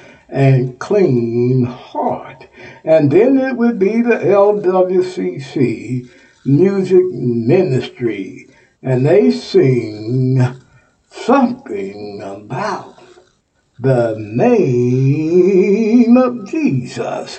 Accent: Texas, United States; Texas is my home state

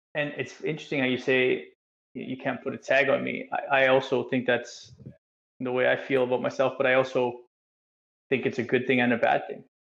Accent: Canada; moved away as an adult; also born or lived in England; coming from being a Canadian in you know this nice bubble world that we live

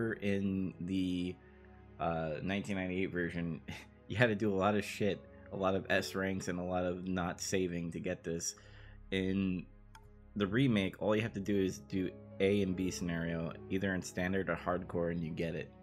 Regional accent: New York, United States; I'm from New York. It's, it's in my blood.

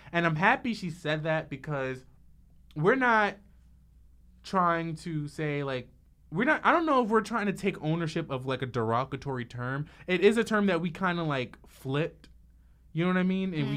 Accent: Trinidad & Tobago; me being from Trinidad, I have cousins that are Indian

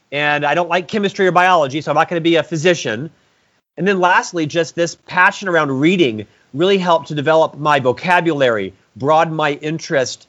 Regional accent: Orlando, Florida, United States; I'm from Central Florida, Orlando originally.

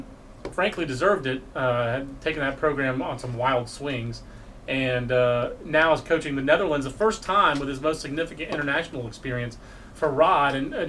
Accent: North Carolina, United States; And I'm a basketball fan as well. And born and raised in North Carolina.

